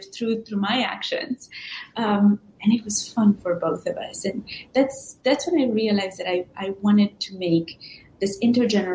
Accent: Transylvania, Romania; moved away as an adult; now in United States; I was born in Transylvania in Romania, and I was raised by my grandparents. And when my grandparents passed away, I ended up moving to the States for university in 2001

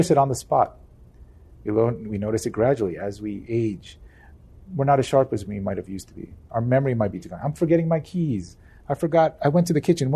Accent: New Jersey, United States; I'm from New Jersey. We're in the Northeast

